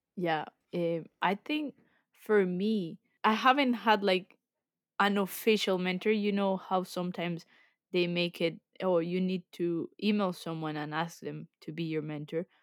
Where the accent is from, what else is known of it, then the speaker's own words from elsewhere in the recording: Colombia; moved away as an adult; now in England, United Kingdom; I'm originally from Colombia, so I moved to the U K almost five years ago